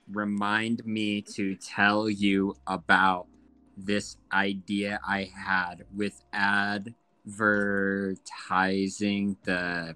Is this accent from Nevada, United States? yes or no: no; Pomona, California, United States; now in Colorado, United States; I was born in Pomona, California, in the same hospital room as my older brother.